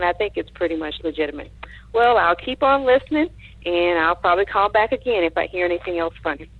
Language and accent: English; Louisiana, United States; now in Houston, United States; I'm calling from Houston, Texas. I am a transplant from Louisiana, so I'm sure I have quite a bit of an accent to you all.